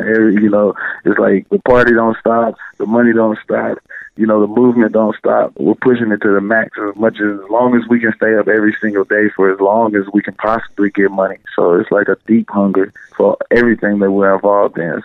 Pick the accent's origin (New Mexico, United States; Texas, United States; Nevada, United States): Texas, United States; Austin; moved away as an adult; now in Los Angeles, United States; We're from Texas, uh, out of Austin